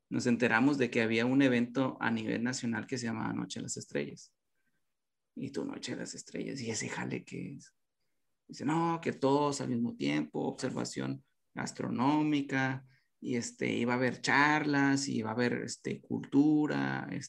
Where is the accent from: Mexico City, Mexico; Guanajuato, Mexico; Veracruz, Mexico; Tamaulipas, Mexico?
Tamaulipas, Mexico; Nuevo Laredo; oye, fíjate que somos de Nuevo Laredo, este, eh, tenemos esto